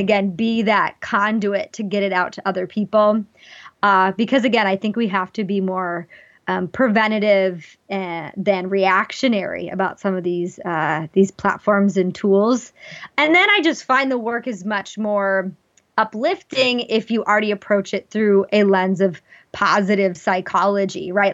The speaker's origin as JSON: {"language": "English", "region": "Wyoming", "country": "United States", "tie": "born or raised there", "moved": "yes", "said": "I grew up in Wyoming"}